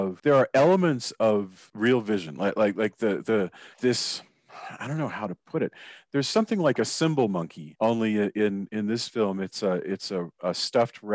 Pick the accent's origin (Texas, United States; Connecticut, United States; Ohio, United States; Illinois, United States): Texas, United States; I come from Texas. So Texas has a particular accent